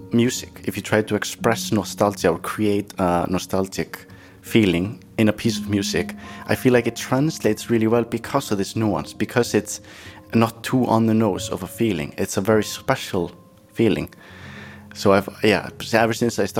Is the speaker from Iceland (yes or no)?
yes; Iceland; we're Irish and Norwegian or Norse. And that's the difference between Icelandic people and, for example, maybe Norwegians or Finland.